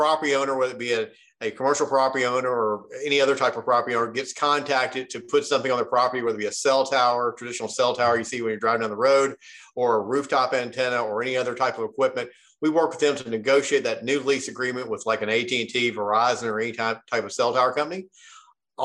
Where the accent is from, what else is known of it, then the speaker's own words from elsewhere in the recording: Memphis, Tennessee, United States; now in Nashville, United States; I grew up in Memphis, Tennessee, and now live in Nashville, Tennessee.